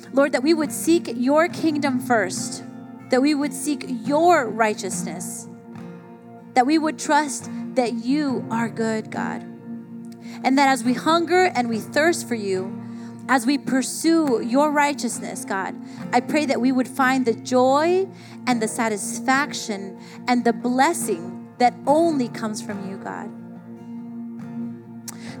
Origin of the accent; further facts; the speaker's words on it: South Florida, United States; I grew up in South Florida